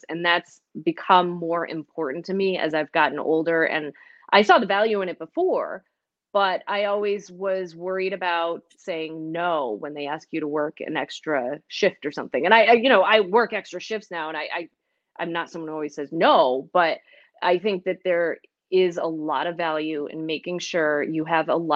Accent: Northeast, United States; also born or lived in Montana; coming here to Western New York was like coming home because I grew up in the Northeast.

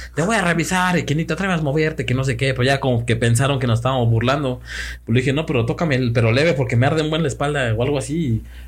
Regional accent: Puebla, Mexico; Éramos dos, amigos también de Puebla

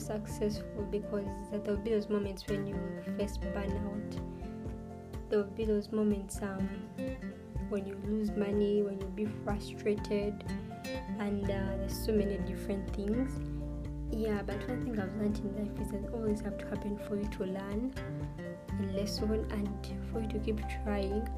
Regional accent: Uganda; I'm born and raised in Uganda.

